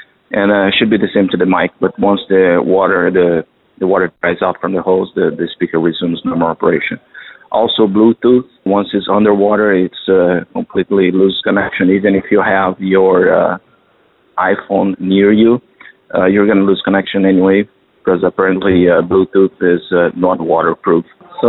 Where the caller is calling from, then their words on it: Doha, Qatar; I'm calling from Qatar, Doha.